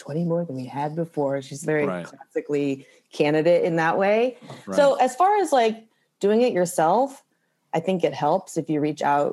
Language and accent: English; Kirkwood, Missouri, United States; moved away as an adult; also born or lived in Sikeston, Missouri / Philadelphia, Pennsylvania; now in Brooklyn, United States; I grew up in Kirkwood, okay. Right outside of St. Louis